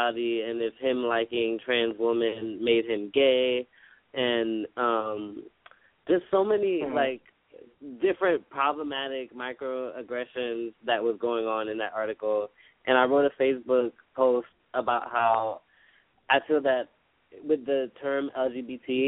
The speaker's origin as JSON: {"language": "English", "region": "New York", "country": "United States", "said": "I'm from New York."}